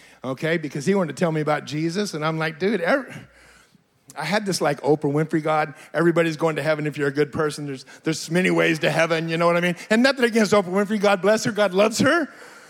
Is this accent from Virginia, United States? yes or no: no; Fresno, California, United States; now in Redding, United States; I was born and raised in Fresno. I've lived in Fresno my whole life, the beautiful little metropolitan